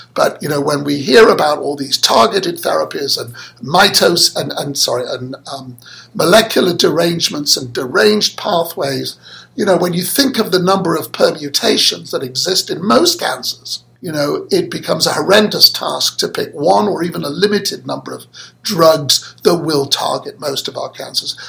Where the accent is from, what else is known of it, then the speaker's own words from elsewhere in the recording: Manchester, North West England, United Kingdom; moved away; I was born and brought up in Manchester, that's in the north of England.